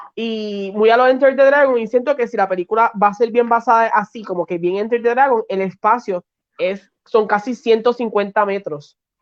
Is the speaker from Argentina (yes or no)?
no; Puerto Rico; de PR